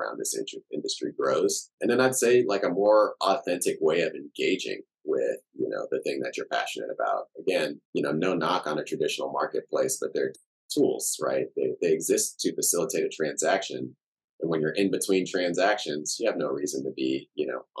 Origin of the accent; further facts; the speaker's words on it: Houston, Texas, United States; also born or lived in Cameroon / Chicago; now in Austin, United States; I grew up in Houston. I got a lot of love for Houston